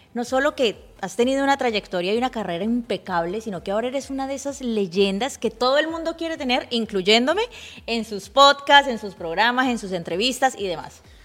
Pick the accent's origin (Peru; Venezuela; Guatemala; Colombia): Colombia; now in Miami, United States; yo soy colombiana